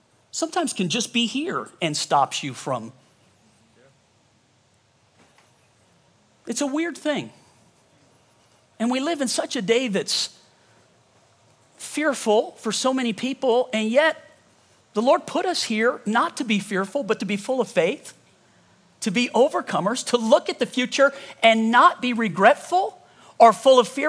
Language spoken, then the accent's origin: English; Louisiana, United States; now in Colorado, United States; I'm from Louisiana